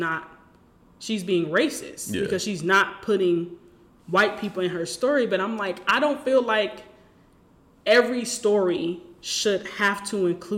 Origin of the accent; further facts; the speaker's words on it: Detroit, Michigan, United States; I'm from Detroit, born and raised.